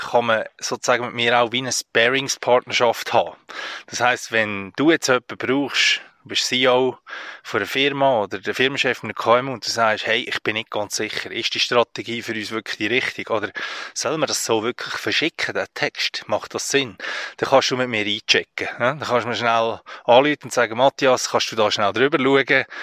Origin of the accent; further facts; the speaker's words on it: Central Switzerland, Switzerland; Ich bin in der Innerschweiz aufgewachsen, logischerweise umgeben von Bergen, ja, und bin dort schon immer ins Wanderlager früher.